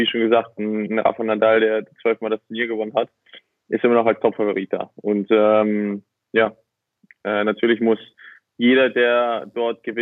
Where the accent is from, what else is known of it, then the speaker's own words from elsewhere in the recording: Hamburg, Germany; Ja, also ich, ich bin Hamburger. Ich, ich kenne es nicht anders.